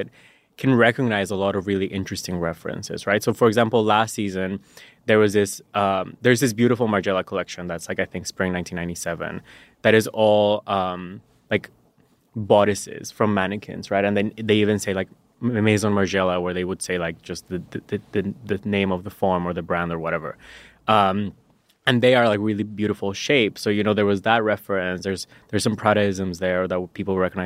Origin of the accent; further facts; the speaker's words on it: La Paz, Bolivia; first language Spanish; English is a second language; moved away as an adult; now in United States; I was born and raised in La Paz, Bolivia. And I moved to the U.S. for college in like 2014.